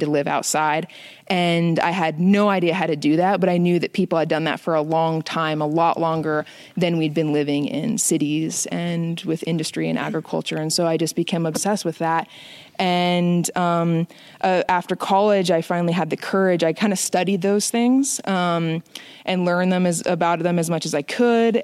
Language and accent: English; Phoenix, Arizona, United States; now in Montana, United States; I grew up in Phoenix, Arizona